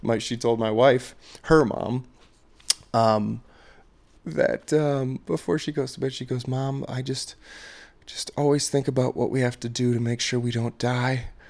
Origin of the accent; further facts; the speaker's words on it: Maryland, United States; I'm from Maryland